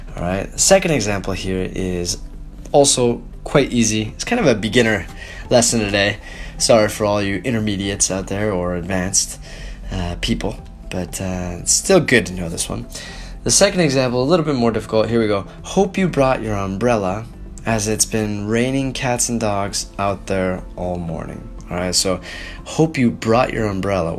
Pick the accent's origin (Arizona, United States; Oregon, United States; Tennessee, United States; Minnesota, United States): Oregon, United States; Portland; moved away as an adult; now in Dalian, China; I'm from Portland, Oregon